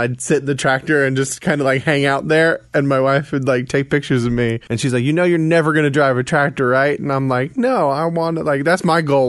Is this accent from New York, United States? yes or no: yes; New York City, New York, United States; moved away as an adult; also born or lived in Atlanta, Georgia; I grew up in New York or whatever.